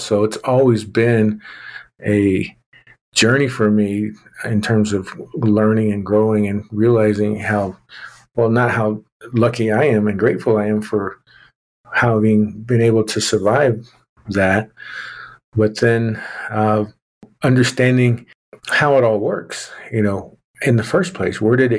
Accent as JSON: {"language": "English", "region": "Oklahoma", "country": "United States", "tie": "born or raised there", "said": "you know, I'm a Native American male. I grew up in southwestern Oklahoma, and you know, kind of lost my accent there over time."}